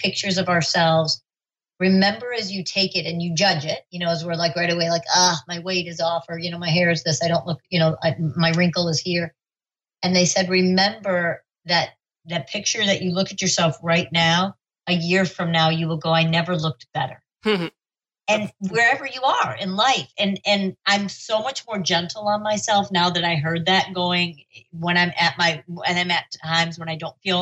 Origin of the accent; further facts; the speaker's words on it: Chicago, Illinois, United States; I grew up in Chicago